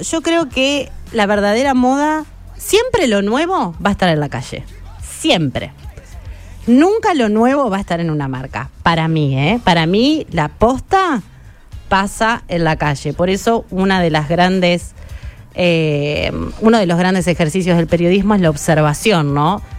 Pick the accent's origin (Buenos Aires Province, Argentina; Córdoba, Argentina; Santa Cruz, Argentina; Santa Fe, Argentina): Buenos Aires Province, Argentina; Chacabuco; moved away; Yo soy de Chacabuco, provincia de Buenos Aires.